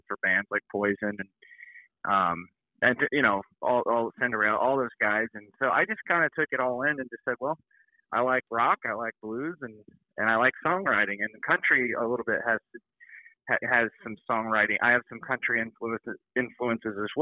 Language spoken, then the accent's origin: English; Burlington, Iowa, United States; moved away as an adult; also born or lived in Quincy, Illinois / Tennessee; We're actually from Burlington, Iowa. That's where mm-hmm. I kind of grew up, Burlington